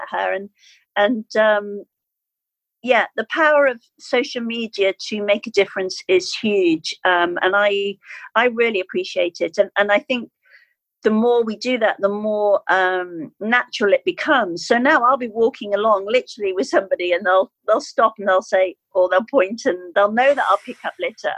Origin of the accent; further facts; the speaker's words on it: Skipton, Yorkshire and the Humber, United Kingdom; I arrived into my hometown of Skipton